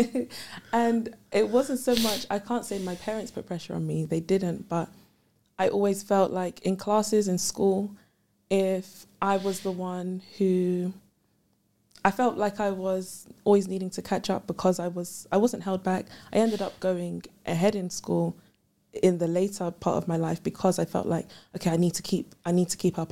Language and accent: English; London, United Kingdom; also born or lived in Ghana; I'm from London